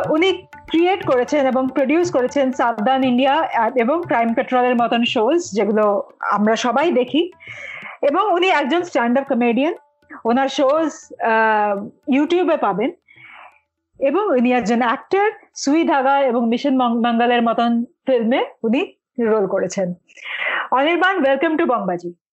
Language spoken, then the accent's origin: Bangla; Kolkata, West Bengal, India; now in Mumbai, India; আমার বাড়ি কলকাতায় আমার মা এখনো কলকাতায়